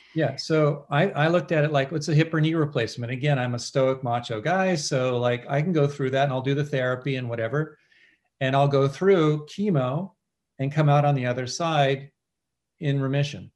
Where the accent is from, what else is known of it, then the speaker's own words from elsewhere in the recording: California, United States; I grew up in California